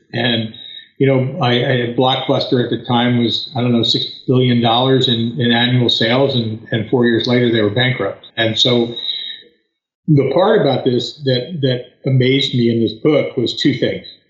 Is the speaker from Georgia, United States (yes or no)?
no; outside of Philadelphia, Pennsylvania, United States; moved away as an adult; now in North Carolina, United States; I was born and raised outside of Philadelphia, Pennsylvania lived there a good portion of my, my adult life